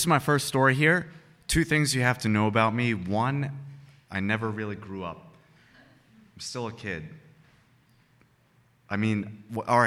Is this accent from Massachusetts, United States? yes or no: yes; Uxbridge, Massachusetts, United States; now in Madison, United States; my hometown in Uxbridge, Massachusetts